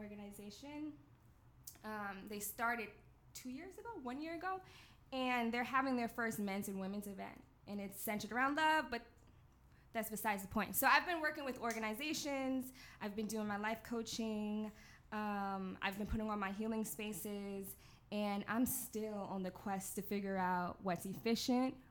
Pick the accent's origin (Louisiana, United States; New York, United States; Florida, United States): New York, United States; Long Island; I'm from Long Island.